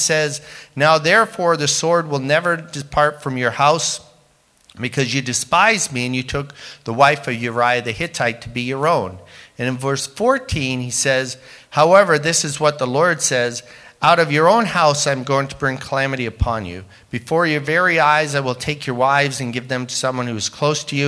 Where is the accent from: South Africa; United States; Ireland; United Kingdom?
United Kingdom; England; also born or lived in Windsor, Ontario, Canada; now in Canada; growing up in England where we were so poor, we would make welfare kids look rich.